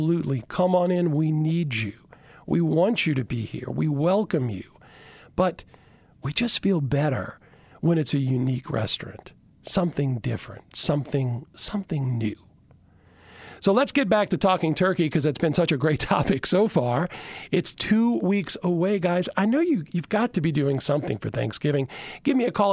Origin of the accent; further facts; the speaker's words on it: Chalmette, Louisiana, United States; also born or lived in Baton Rouge; I grew up in Chalmette, small community for years